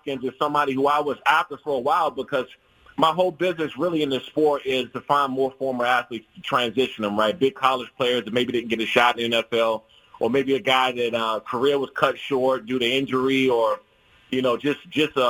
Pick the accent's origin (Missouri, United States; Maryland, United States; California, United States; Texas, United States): Maryland, United States; Prince George's County, DMV area; I grew up in the Prince George's County and DMV area